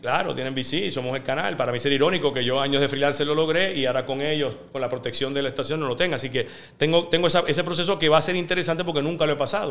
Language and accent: Spanish; Puerto Rico; moved away as an adult; este es mi lugar, yo me crié aquí